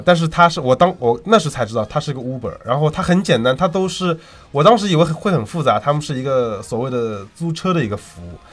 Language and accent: Chinese; China; 我们中国人